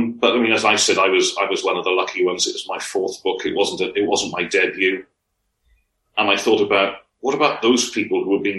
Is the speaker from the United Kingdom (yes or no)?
yes; Wales, United Kingdom; You know, we're not all based in Wales, not all writing fiction set in Wales, but we identify as being Welsh writers.